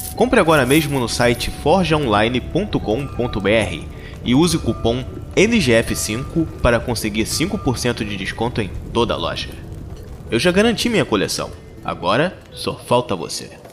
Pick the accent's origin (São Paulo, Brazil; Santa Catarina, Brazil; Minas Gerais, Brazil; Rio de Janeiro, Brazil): Rio de Janeiro, Brazil; eu sou carioca